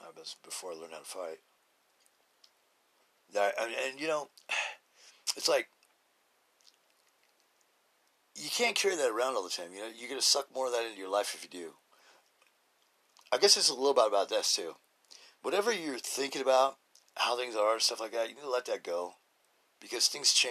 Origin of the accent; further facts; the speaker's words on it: Idaho, United States; I'm from Idaho